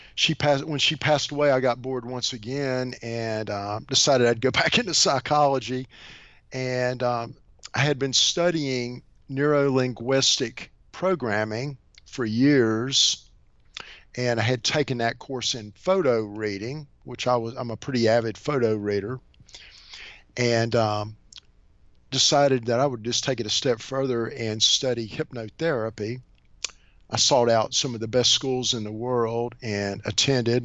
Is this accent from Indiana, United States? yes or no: no; Bluefield, Virginia, United States; also born or lived in Shenandoah Valley, Virginia; born and raised in a town in um, Southwest Virginia. Bluefield, Virginia.